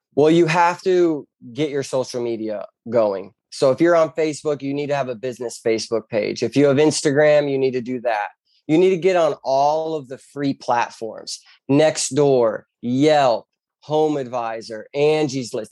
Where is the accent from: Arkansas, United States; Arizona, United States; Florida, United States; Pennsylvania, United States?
Florida, United States; Bonita Springs; I was born and raised in Bonita Springs, Florida